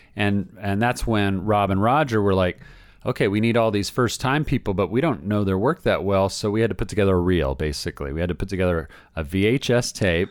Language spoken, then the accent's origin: English; Southern California, United States; also born or lived in Orlando, Florida; I'm from here. I'm from Southern California.